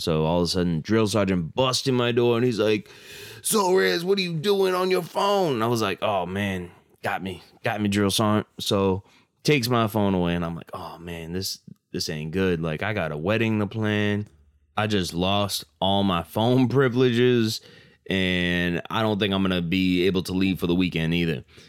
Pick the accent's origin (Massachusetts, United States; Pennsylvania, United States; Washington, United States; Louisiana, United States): Massachusetts, United States; I'm from Massachusetts